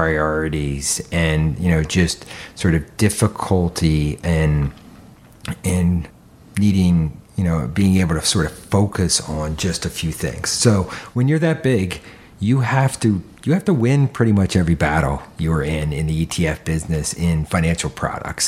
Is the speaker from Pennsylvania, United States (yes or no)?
yes; Philadelphia, Pennsylvania, United States; I grew up in suburban Philadelphia